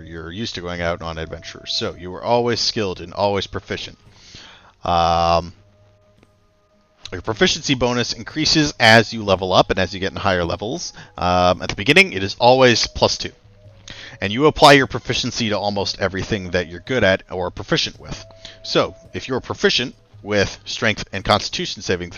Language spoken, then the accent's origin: English; Canada; We're Canadian